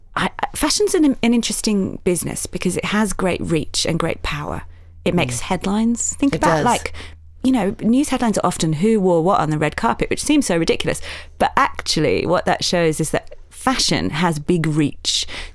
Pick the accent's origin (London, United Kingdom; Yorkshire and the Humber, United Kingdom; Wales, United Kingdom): Yorkshire and the Humber, United Kingdom; accent: Yorkshire; we said, let's not do this in a Yorkshire accent. It might be hard to listen to, but I come from Yorkshire in the north of England.